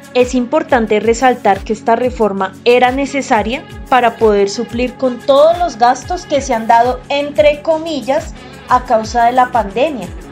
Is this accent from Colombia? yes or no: yes; Colombia; merecemos como colombianos